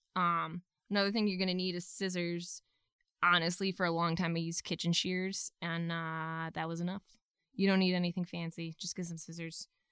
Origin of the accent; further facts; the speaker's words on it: New England, United States; I'm from New England